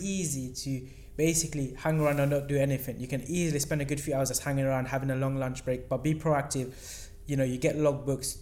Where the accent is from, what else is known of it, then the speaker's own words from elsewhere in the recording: London, United Kingdom; we're from London